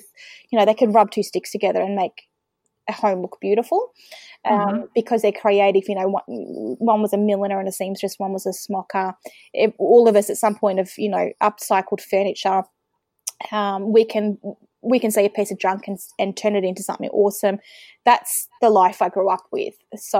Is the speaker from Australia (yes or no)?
yes; Melbourne, Victoria, Australia; also born or lived in Western Australia; now in Bairnsdale, Australia; So I am originally from Melbourne. I spent some time living in WA for a few years as a kid and wound back in Victoria. Now living in East Gippsland, which is regional Victoria, about 3.5 hours away from Melbourne.